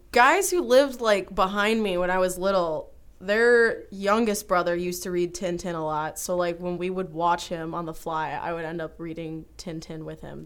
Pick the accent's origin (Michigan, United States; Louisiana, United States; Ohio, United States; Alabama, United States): Michigan, United States; Troy; I am from, uh, Troy, Michigan, about ten minutes, sorry, twenty minutes outside of Detroit